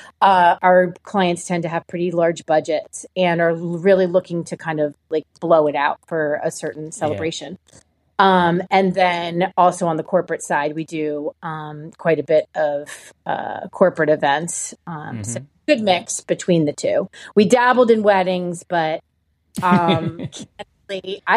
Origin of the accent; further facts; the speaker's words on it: New Jersey, United States; moved away as an adult; also born or lived in New York; now in Austin, United States; I grew up on the East Coast in New Jersey.